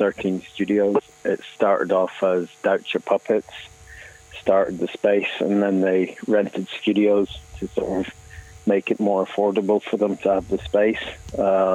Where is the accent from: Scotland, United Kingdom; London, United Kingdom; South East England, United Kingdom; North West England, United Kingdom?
Scotland, United Kingdom; moved away as an adult; now in Cork, Ireland; I'm originally from Scotland. I've been in Cork about 20 years